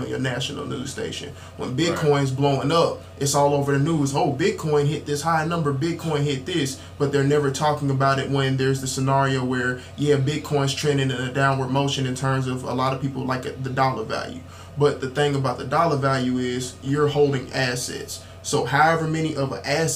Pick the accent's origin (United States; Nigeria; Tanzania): United States; Dayton, Ohio; also born or lived in Columbus, Georgia; now in Covington, United States; Originally from Dayton, Ohio. Moved to Columbus, Georgia in 2011